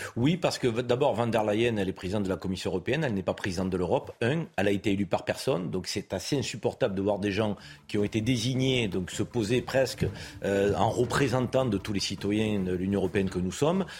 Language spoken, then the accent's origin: French; France; chez nous, en France